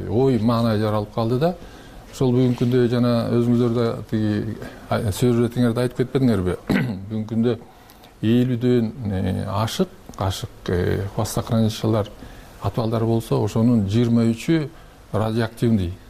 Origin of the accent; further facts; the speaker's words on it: Mingkush, Jalal-Abad Region, Kyrgyzstan; мен да ошол өзүм минкуштук болом минкуш жергесинде төрөлгөм ошол жерде